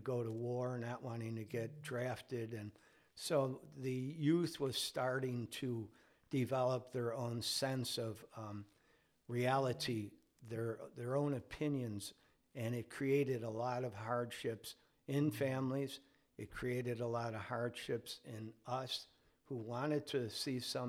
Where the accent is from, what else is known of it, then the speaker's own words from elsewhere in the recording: Chicago, Illinois, United States; growing up in Chicago in the 60s